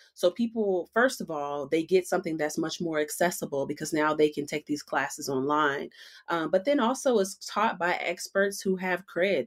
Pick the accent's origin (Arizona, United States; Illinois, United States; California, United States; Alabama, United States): Illinois, United States; Chicago; moved away as an adult; now in Boulder, United States; I'm from Chicago and I moved here